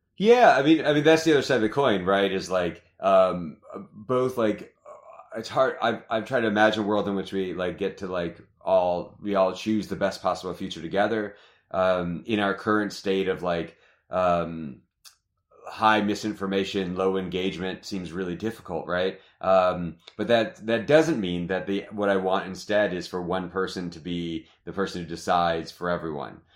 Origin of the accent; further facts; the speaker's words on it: Michigan, United States; moved away as an adult; also born or lived in Ohio; now in Arizona, United States; I'm from the Midwest, you know, I, I grew up in Michigan